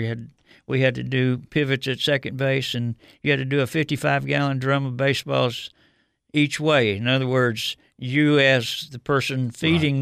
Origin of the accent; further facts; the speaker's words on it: Detroit, Michigan, United States; moved away; growing up in Detroit, uh, I, I grew up there in the uh, early '50s and '60s.